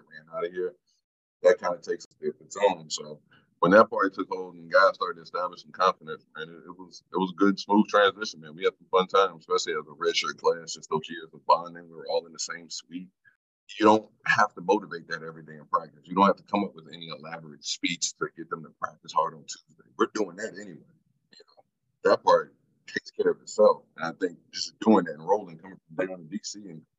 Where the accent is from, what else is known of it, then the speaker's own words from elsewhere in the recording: Newport News, Virginia, United States; I'm from Newport News, Virginia.